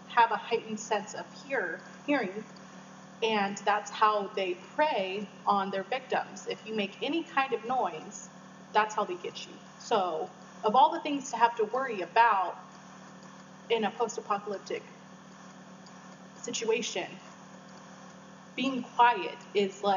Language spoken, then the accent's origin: English; San Diego, California, United States; I was born and raised in San Diego.